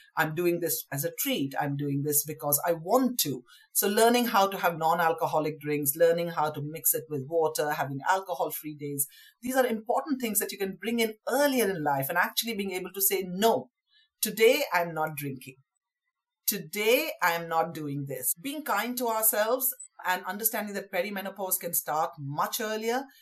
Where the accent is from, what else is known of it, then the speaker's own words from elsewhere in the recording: West Bengal, India; now in London, United Kingdom; I grew up in India. Uh, to parents from Southeast Indian uh, extraction, but we lived in Bengal